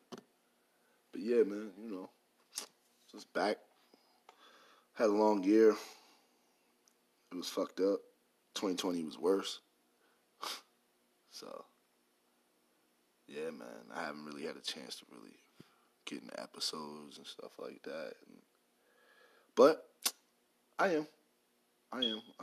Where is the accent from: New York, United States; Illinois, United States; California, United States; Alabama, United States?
New York, United States; moved away; also born or lived in the South (US); I'm from New York